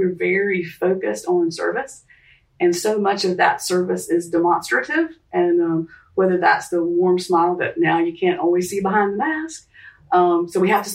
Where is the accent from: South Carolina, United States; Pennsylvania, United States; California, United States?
South Carolina, United States; Charleston; growing up in Charleston